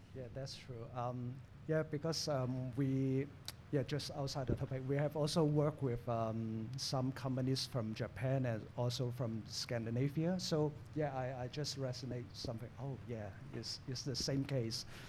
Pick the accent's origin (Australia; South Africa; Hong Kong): Hong Kong; I'm born in Hong Kong, raised in Hong Kong, educated in Hong Kong, and work in Hong Kong